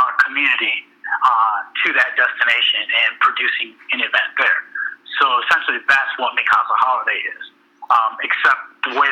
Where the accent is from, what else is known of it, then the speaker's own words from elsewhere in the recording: Elgin, Illinois, United States; I'm from Elgin, which is a suburb of Chicago